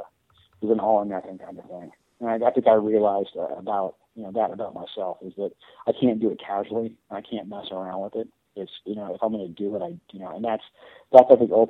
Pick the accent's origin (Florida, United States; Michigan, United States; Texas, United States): Florida, United States; moved away as an adult; also born or lived in New York; I'm actually from Florida, so I moved home